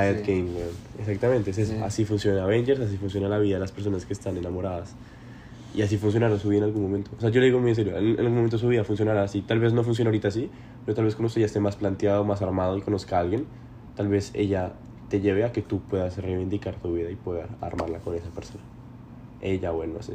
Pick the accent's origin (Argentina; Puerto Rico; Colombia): Colombia; Bogotá; moved away; vivir literalmente una típica vida de un bogotano.